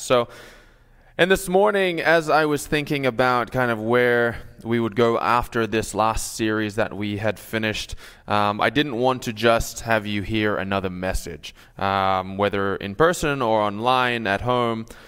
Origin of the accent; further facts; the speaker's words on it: Sydney, New South Wales, Australia; also born or lived in New York; now in Minnesota, United States; I'm from Australia